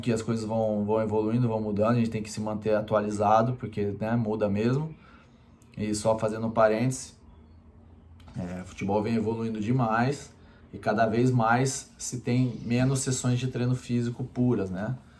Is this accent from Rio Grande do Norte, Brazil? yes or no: no; Campinas, São Paulo, Brazil; Eu sou de Campinas